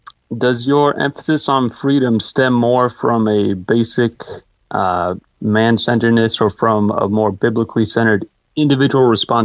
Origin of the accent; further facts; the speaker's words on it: San Jose, California, United States; I'm from San Jose.